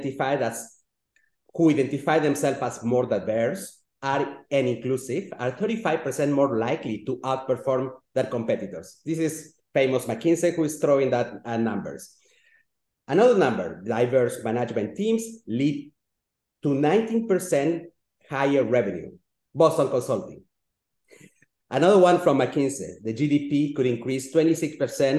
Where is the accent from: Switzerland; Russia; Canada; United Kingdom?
Switzerland; also born or lived in Latin America; I was born in Latin America, and thanks to the efforts of a little lady, my mother, I could end up in Switzerland, and I grew up in Europe